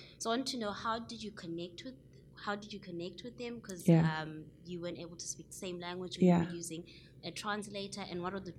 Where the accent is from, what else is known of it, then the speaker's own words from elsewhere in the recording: South Africa; first language Zulu; English is a second language; moved away as an adult; now in New York, United States; I'm from South Africa.